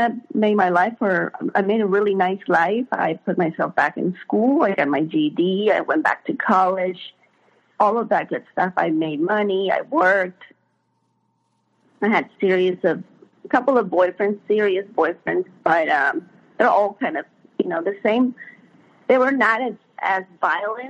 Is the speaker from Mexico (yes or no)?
yes; Mexico; moved away as an adult; now in United States; I wasn't born in the U.S., I was born in Mexico. And in 95, I was about 19, I moved to the U.S.